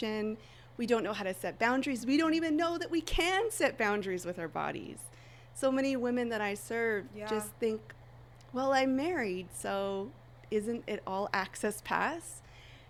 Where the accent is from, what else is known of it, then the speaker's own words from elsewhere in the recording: Vancouver Island, British Columbia, Canada; I'm from Vancouver Island in Canada